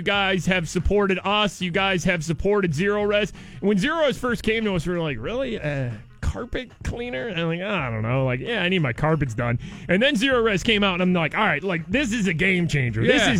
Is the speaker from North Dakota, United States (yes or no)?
no; Ohio, United States; moved away; So I've kind of lived here for like 15 years now. I'm from Ohio. This is nothing new to me.